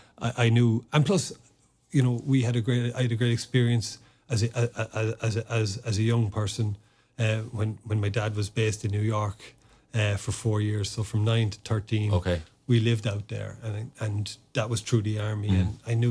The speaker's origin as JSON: {"language": "English", "town": "Newbridge", "region": "County Kildare", "country": "Ireland", "tie": "born or raised there", "first_language": "Irish", "second_language": "English", "said": "growing up in Newbridge, you're on the edge of the curra there, which is you know, the biggest army barracks and base we have in the country"}